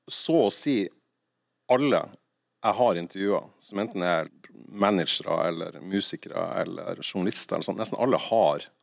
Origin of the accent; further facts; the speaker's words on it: Nordland, Norway; Og da jeg vokste opp i Nordland, så var det liksom … var det kule, og … var det døve.